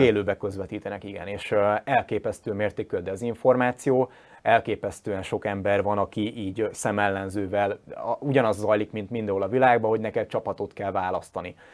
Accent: Győr, Győr-Moson-Sopron, Hungary; én győri vagyok

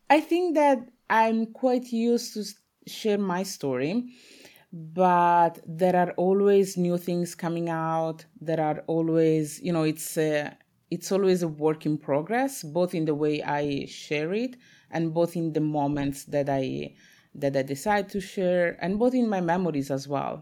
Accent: Italy; I was born in Italy, my parents are from Congo

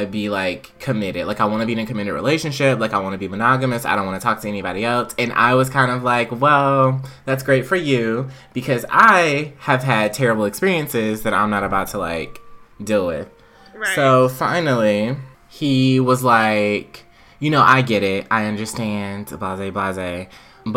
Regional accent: South Carolina, United States; moved away; I was in South Carolina

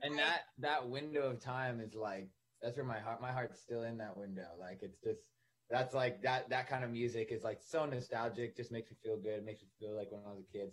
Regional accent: Ottawa, Ontario, Canada; also born or lived in Toronto, Canada; now in Los Angeles, United States; I grew up in Ottawa, Canada

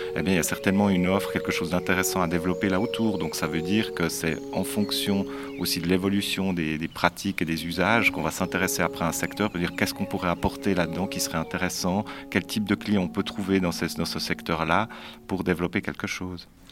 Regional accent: Neuchâtel, Switzerland; je suis aussi né à Neuchâtel

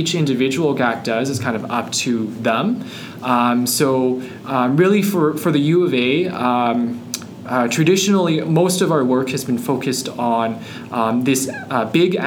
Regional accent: Calgary, Alberta, Canada; moved away as an adult; also born or lived in Montreal; now in Edmonton, Canada; I'm originally from Calgary, and now I'm back here in Alberta in a different city, in Edmonton.

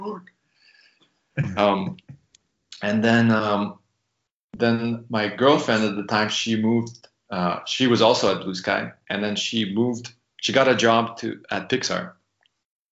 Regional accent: Canada; moved away as an adult; also born or lived in San Francisco; when you're in the States as a, you know, as a Canadian, you're working on a visa

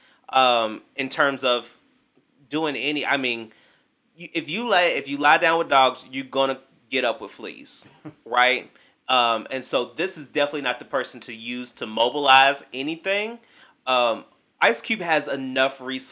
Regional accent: Kentucky, United States; also born or lived in Bowling Green, Kentucky; growing up in small town Kentucky, there weren't there was not a black barbershop in my hometown

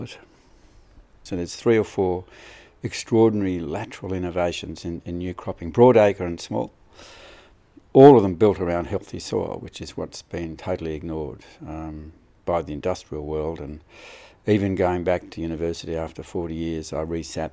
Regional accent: southern Australia, Australia; I'm obviously from Australia, southern Australia.

